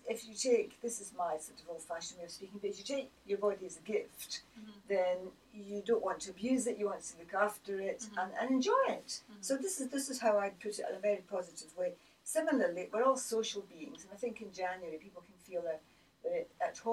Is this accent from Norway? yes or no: no; Scotland, United Kingdom; being Scottish